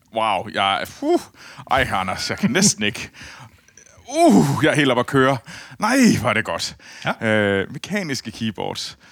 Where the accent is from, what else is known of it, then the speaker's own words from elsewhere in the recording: Herning, Central Denmark Region, Denmark; jeg kommer jo fra Herning